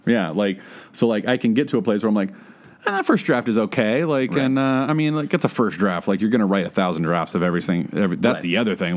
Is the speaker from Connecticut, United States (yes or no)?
no; Texas, United States; moved away as an adult; also born or lived in Oklahoma; now in Los Angeles, United States; I grew up in Texas and went to school in Oklahoma